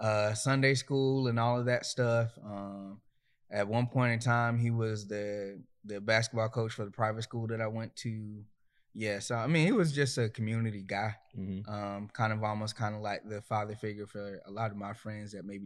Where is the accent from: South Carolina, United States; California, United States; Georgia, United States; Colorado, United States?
South Carolina, United States; Myrtle Beach; now in Raleigh, United States; Myrtle Beach, South Carolina, 843. {S0} And currently, {S1} Currently, I'm in Raleigh, North Carolina, Southeast Raleigh, to be exact.